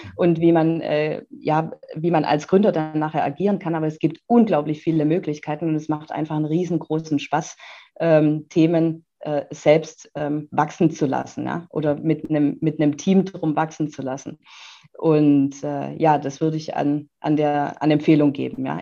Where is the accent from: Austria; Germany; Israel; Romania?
Germany; Neckar valley, Baden-Württemberg; ich bin ja äh, hier im Neckartal geboren